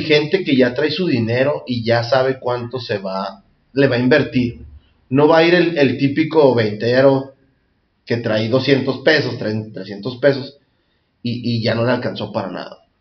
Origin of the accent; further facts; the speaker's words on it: Tijuana, Baja California, Mexico; crecer aquí en Tijuana San Diego